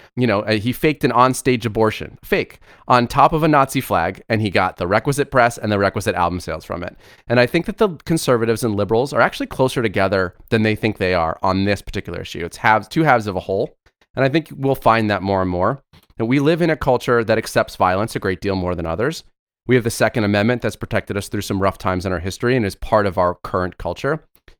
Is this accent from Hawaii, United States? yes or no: no; Florida, United States; You know, I grew up in South Florida.